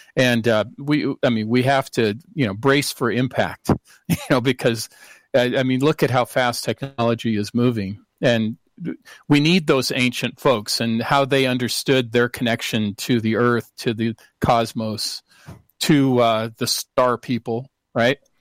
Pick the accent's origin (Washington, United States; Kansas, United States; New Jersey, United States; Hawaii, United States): Washington, United States; Seattle; moved away; I'm from originally from Seattle